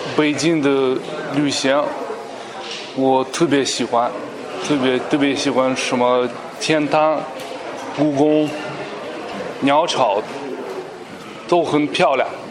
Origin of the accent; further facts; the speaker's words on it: Ukraine; Chinese is a second language; moved away as an adult; now in Beijing, China; 我来自乌克兰，在北京已经五年了